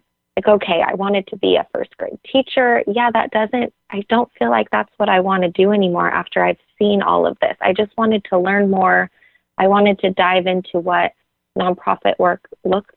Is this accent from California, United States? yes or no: yes; Orange County, California, United States; moved away as an adult; now in Uganda; I grew up in Orange County